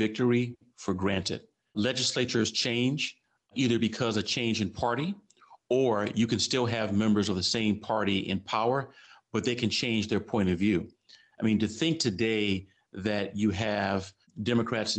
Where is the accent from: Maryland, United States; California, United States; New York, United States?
California, United States; Los Angeles; I grew up in Los Angeles, big Dodgers fan